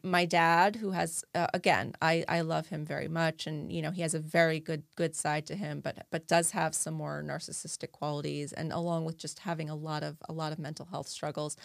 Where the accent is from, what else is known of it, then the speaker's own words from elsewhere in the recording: New Jersey, United States; growing up in New Jersey, I had a lot of Jewish friends